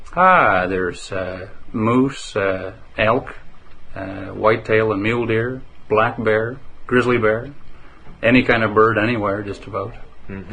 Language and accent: English; Calgary, Alberta, Canada; now in Manning, Canada; growing up in Calgary, I knew it was it was a wonderful city to live